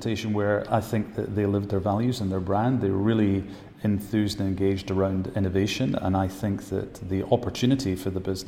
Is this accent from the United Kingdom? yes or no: yes; Edinburgh, Scotland, United Kingdom; moved away as an adult; also born or lived in London; I was born and bred in Edinburgh